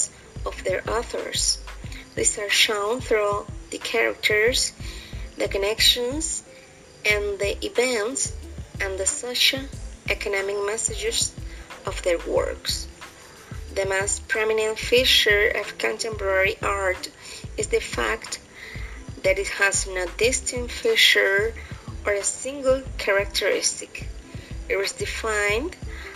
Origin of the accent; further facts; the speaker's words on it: Santiago de Veraguas, Veraguas, Panama; I'm from Santiago, Veraguas province